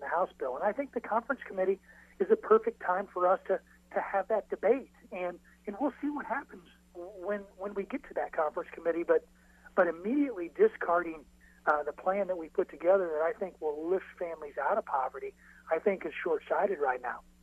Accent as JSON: {"language": "English", "region": "Illinois", "country": "United States", "said": "my home state of Illinois"}